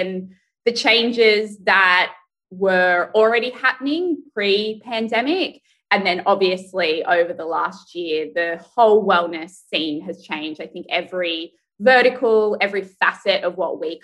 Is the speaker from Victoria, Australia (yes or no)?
no; Sydney, New South Wales, Australia; moved away; growing up in Australia, it was really funny because the Australian culture, particularly where I grew up in Sydney, is very outdoorsy.